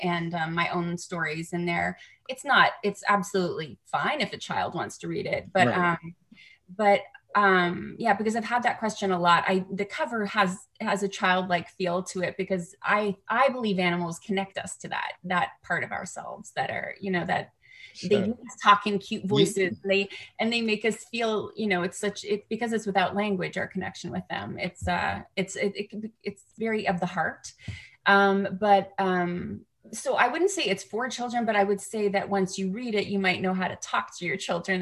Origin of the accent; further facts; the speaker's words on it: Canada; now in United States; I'm a Canadian in America